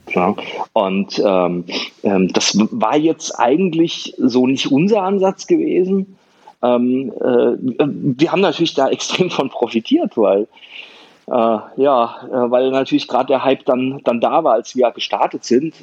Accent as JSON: {"language": "German", "country": "Germany", "also_born_or_lived": "Wiesbaden", "said": "Bei uns in Deutschland"}